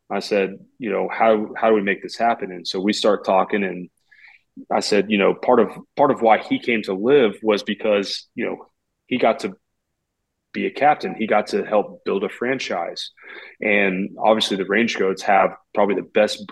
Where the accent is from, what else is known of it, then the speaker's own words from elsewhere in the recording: Oklahoma City, Oklahoma, United States; I'm from Oklahoma City.